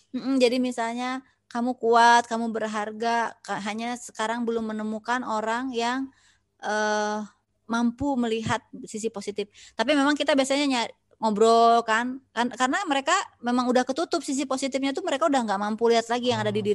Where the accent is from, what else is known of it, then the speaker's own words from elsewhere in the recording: West Kalimantan, Indonesia; moved away; ya lahir orang Sunda tapi aku lahir besar di Kalimantan